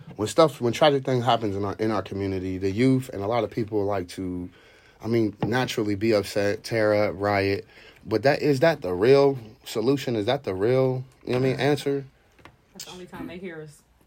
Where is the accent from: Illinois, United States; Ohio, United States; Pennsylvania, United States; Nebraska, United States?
Ohio, United States; Columbus; also born or lived in Youngstown, Ohio; I grew up in the Linden area. I'm originally from Youngstown.